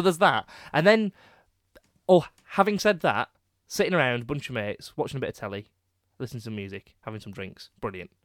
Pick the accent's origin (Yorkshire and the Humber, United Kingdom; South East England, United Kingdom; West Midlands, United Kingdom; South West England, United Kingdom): Yorkshire and the Humber, United Kingdom; Leeds; also born or lived in Headingley; I'm from Crossgates